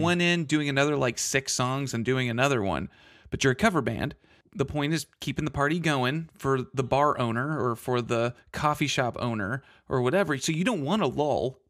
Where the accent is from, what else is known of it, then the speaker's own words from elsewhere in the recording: Texas, United States; I'm from Texas